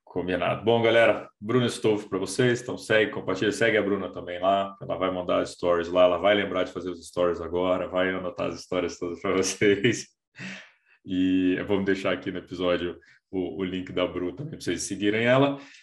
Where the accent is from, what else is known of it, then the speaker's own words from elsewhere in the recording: Brasília, Federal District, Brazil; now in São Paulo, Brazil; Eu, eu sou de Brasília, moro em São Paulo há quatorze anos